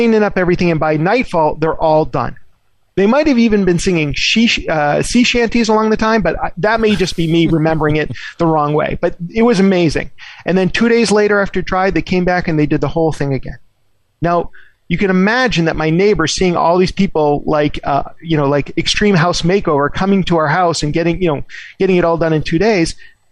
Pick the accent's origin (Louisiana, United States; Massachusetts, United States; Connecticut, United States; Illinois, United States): Massachusetts, United States; Boston; I grew up in the Boston area